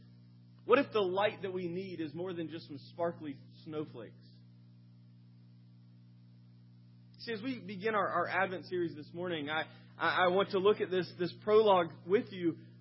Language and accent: English; Sumter, South Carolina, United States; moved away; As a child, I grew up in Sumter, South Carolina for a number of early years.